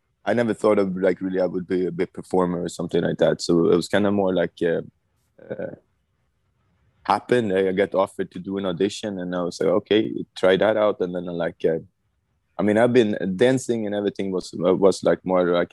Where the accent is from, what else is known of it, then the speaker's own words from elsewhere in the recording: Stockholm, Stockholm County, Sweden; I was born in Stockholm, Sweden.